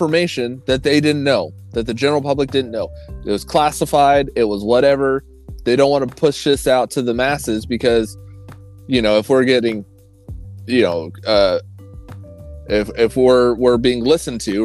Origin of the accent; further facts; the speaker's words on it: Oklahoma, United States; I grew up in Oklahoma